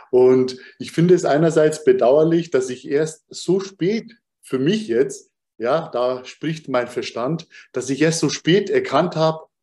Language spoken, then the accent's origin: German; Munich, Bavaria, Germany; born there; Und das jetzt noch als, als eine Art Mischling und dann noch geboren in Bayern, in München.